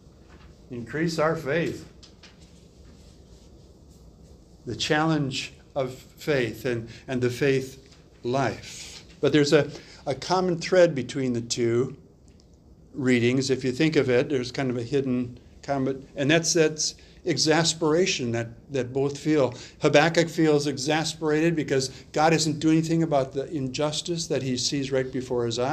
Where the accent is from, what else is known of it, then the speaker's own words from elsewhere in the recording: Wisconsin, United States; I grew up in Wisconsin, and we had a pond near us